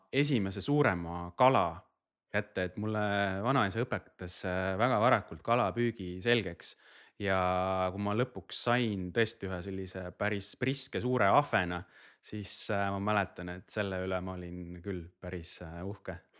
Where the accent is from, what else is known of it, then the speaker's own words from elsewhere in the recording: Rapla, Rapla County, Estonia; ma olen ise Raplast pärit